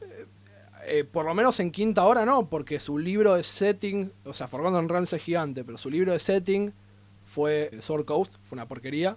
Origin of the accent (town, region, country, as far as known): Argentina